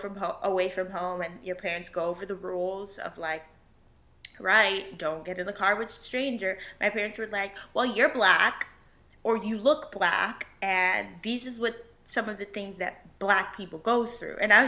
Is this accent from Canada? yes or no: no; Puerto Rico; I'm not from Mexico, that I'm not from wherever other than Puerto Rico.